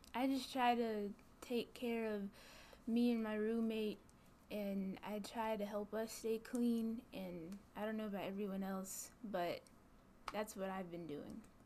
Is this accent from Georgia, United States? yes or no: yes; Gwinnett County, Georgia, United States; now in LaGrange, United States; I'm a freshman and I'm from Gwinnett County, Georgia